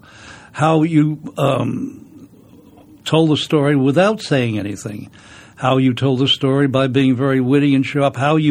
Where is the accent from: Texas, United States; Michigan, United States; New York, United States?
New York, United States; New York City; I was brought up in the Bronx